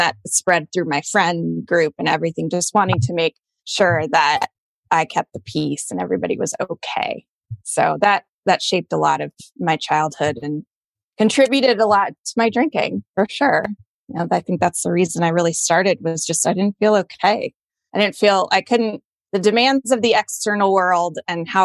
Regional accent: Colorado, United States; moved away as an adult; also born or lived in Boston; I grew up in Colorado in a pretty white bread suburban town.

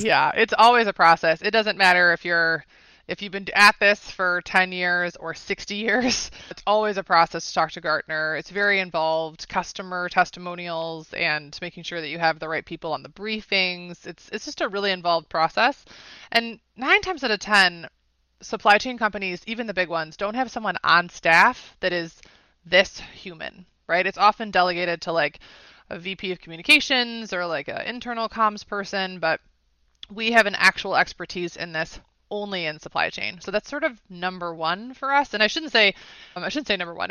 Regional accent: Schaumburg, Illinois, United States; moved away as an adult; now in Atlanta, United States; I'm a Chicago girl, born and raised, Schaumburg, Illinois.

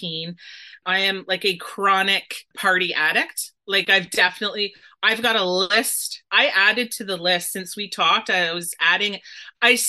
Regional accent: Dorchester, Ontario, Canada; my hometown of Dorchester

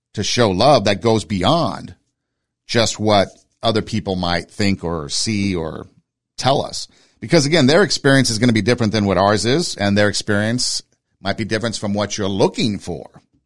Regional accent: Southern California, United States; moved away as an adult; also born or lived in Iowa; I grew up in Southern California, so snow was pretty foreign to me.

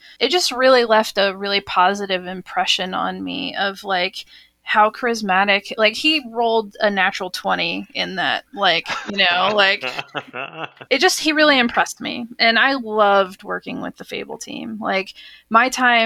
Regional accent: Texas, United States; moved away as an adult; also born or lived in Austin, Texas / Seattle; as a kid growing up in Texas

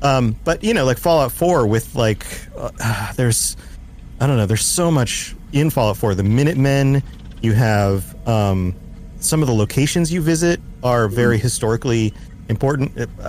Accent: United States; But from being an American

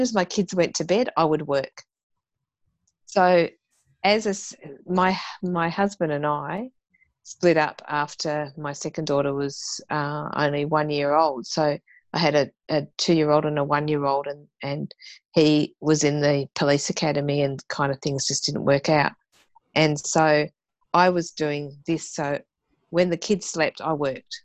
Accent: Tasmania, Australia; moved away; being a Tasmanian, you know, that my dad used to supply um, the Launceston chairlift

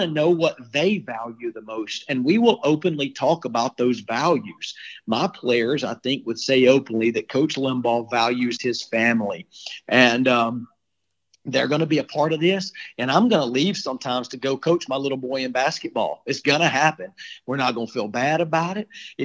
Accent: Childersburg, Alabama, United States; moved away as an adult; now in Nashville, United States; I'm from Childersburg, Alabama

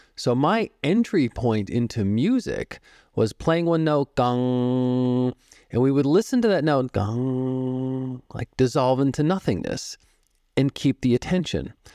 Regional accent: Boston, Massachusetts, United States; now in Phoenix, United States; I grew up in the Boston area. I live in Phoenix now

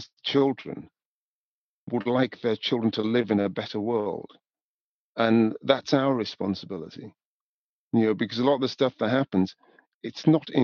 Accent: Newcastle upon Tyne, North East England, United Kingdom; moved away as an adult; also born or lived in Scotland / London; I was born in Newcastle, you know, raised in the north of England, gone to university in Scotland and moved to London

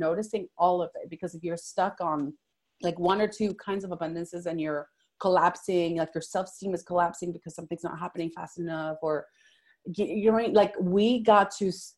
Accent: Venezuela; first language Spanish; English is a second language; now in Fort Worth, United States; I was born and raised in Venezuela. So I came here in 2000

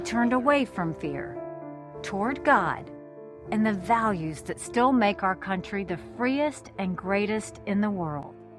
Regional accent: South Carolina, United States; I was born and raised in South Carolina

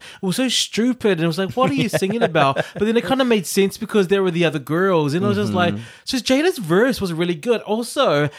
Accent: Auckland, New Zealand; I was from South Auckland.

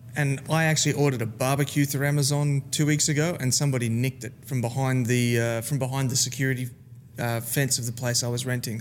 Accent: Gold Coast, Queensland, Australia; I'm from the Gold Coast of Australia

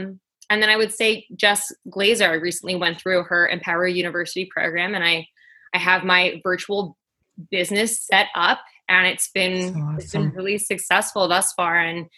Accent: Queens, New York, United States; now in New Jersey, United States; I am originally from Queens, New York. I currently live in New Jersey, and I have moved 13 times within my life.

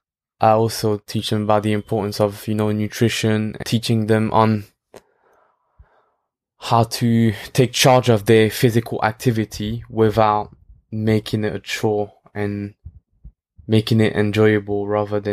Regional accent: France; now in London, United Kingdom; I grew up in France

